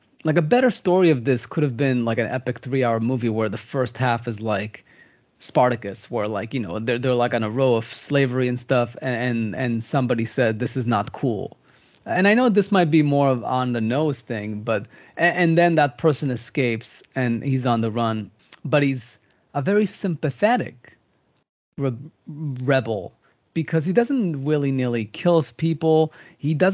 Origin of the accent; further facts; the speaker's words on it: Israel; I come from Israel.